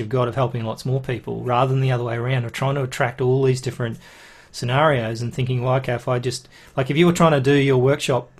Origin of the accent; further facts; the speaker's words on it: Australia; I'm Australian